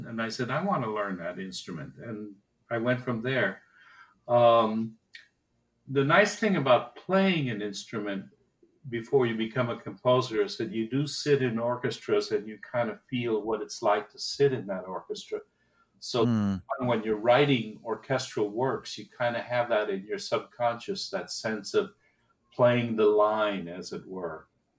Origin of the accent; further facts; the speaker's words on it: Costa Rica; also born or lived in Haiti; And I was born in Haiti, where they were running a research station. And then eventually wound up in Costa Rica, where he built another research station. And it was in Costa Rica I started my music lessons.